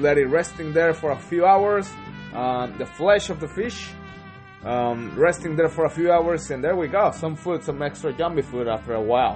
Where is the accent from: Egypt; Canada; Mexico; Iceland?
Mexico; Zihuatanejo, Guerrero; now in New Zealand; it's my home country. It's a place where I grew up, and well, it's being born in Mexico